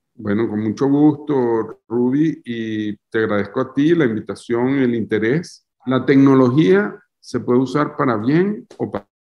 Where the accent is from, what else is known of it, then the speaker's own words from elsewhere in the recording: Venezuela; moved away as an adult; now in France; Soy un artista venezolano